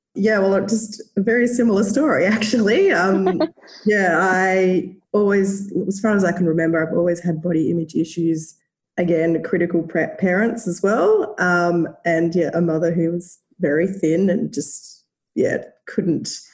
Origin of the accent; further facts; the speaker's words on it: Australia; accent: Australian; as you can probably tell by my accent, live in Australia